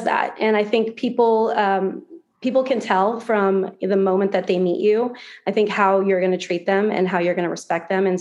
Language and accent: English; Florida, United States; also born or lived in Santa Fe, New Mexico; I grew up out West, and then actually moved to Florida when I was, I think in like third or fourth grade. So I consider myself a Floridian